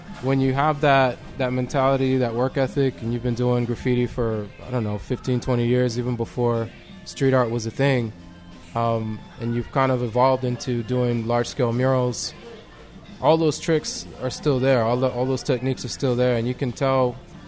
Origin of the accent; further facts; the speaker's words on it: Mexico; moved away; I'm from Mexico originally. That's where I was born.